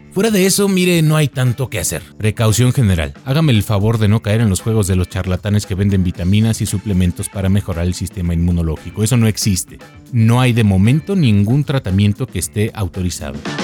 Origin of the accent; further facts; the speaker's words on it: Mexico; como mexicano